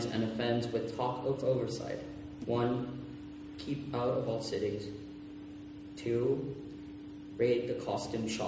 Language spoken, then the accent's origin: English; Puerto Rico; first language Spanish; English is a second language; I was born and raised in Puerto Rico, so once in a while my Spanish will assert itself